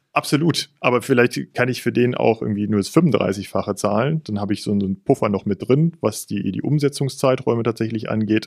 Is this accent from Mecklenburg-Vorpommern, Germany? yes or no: no; Cologne, North Rhine-Westphalia, Germany; Ich bin vierzig Jahre alt, gebürtiger Kölner